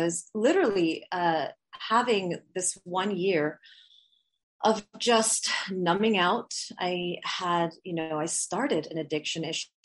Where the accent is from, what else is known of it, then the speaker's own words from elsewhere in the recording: Switzerland; moved away; also born or lived in Bali / Canada; I'm half Swiss, half Filipina. And I grew up in Switzerland and then moved to Bali and then lived all around the world